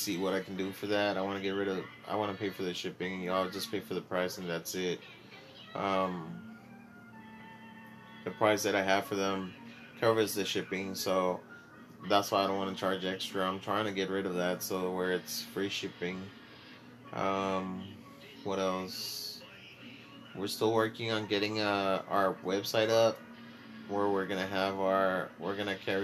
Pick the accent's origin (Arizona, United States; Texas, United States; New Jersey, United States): Texas, United States; I'm from Texas